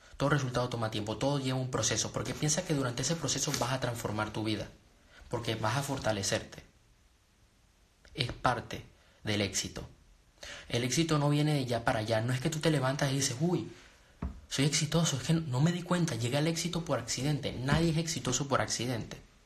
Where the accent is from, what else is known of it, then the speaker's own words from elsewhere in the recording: Venezuela; also born or lived in Panama; now in Spain; Yo nací en Venezuela, pero vivo en España. Y viví en Panamá